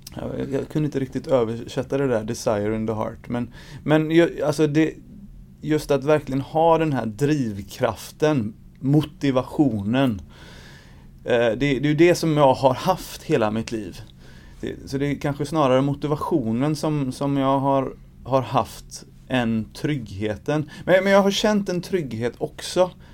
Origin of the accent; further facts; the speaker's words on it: Gothenburg, Västra Götaland, Sweden; jag är uppvuxen i Angered